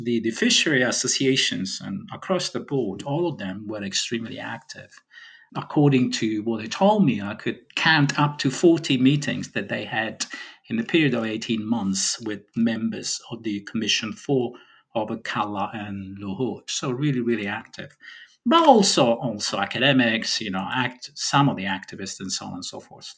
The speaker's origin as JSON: {"language": "English", "region": "Sicily", "country": "Italy", "said": "I'm from Sicily"}